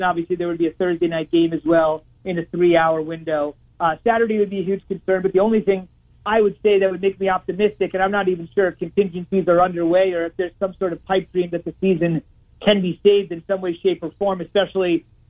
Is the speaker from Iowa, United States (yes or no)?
yes; Iowa, United States; He knows I'm from Iowa.